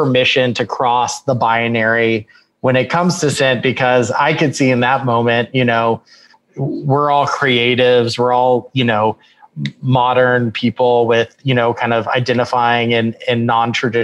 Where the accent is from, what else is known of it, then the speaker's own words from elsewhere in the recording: Austin, Texas, United States; now in Los Angeles, United States; I'm originally born and raised in Austin, Texas